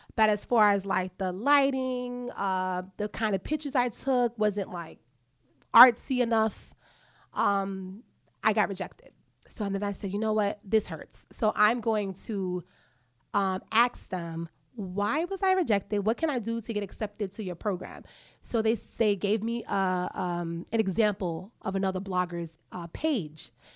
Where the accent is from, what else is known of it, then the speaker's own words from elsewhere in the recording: New York City, New York, United States; I am a New Yorker, so I used to take the trains all the time. I used to commute from home to school